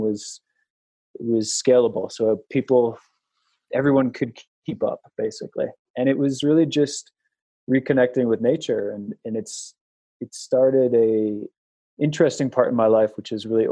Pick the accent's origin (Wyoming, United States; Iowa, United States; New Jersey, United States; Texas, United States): Wyoming, United States; moved away; also born or lived in New York City; I'm from a town in Wyoming with 11 people in it